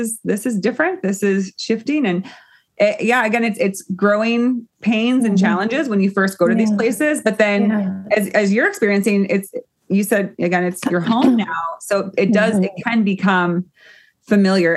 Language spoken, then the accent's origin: English; United States; as an American, you know, born, raised